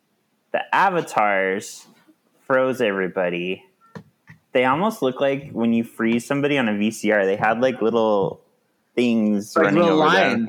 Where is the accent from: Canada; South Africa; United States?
United States; Brea, California; I grew up around the Brea Mall in Orange County, California